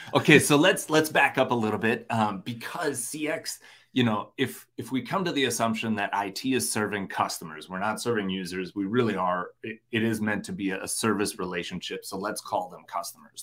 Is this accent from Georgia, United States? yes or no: no; Minnesota, United States; I'm from Minnesota